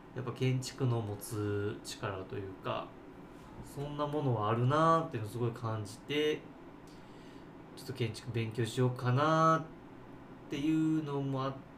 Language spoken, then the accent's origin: Japanese; Takarazuka, Hyogo, Japan; 僕はずっと宝塚出身宝塚生まれ宝塚育ちですね